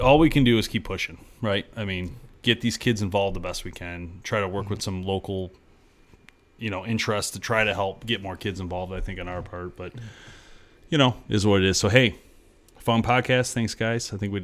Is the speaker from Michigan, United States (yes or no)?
yes; Michigan, United States; we're from Michigan.